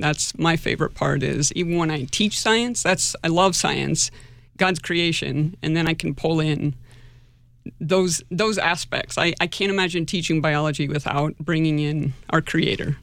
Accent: Nebraska, United States; moved away as an adult; now in Sioux Falls, United States; I grew up in Nebraska

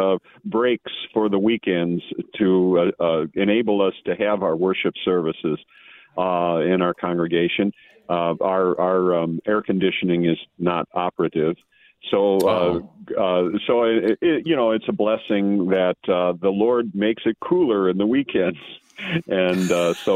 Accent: Wisconsin, United States; now in Minnesota, United States; I'm from Wisconsin, and I remember times waking up in the morning, even in southern Wisconsin

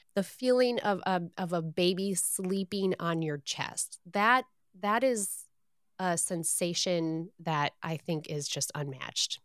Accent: Michigan, United States; As a Michigander, born and raised in Michigan

